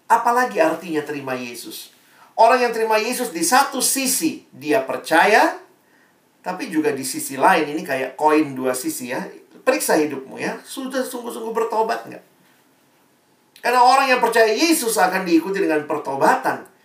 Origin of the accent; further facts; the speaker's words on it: Ambon, Maluku, Indonesia; Saya ini orang Ambon, mama saya orang Manado, papa saya Ambon.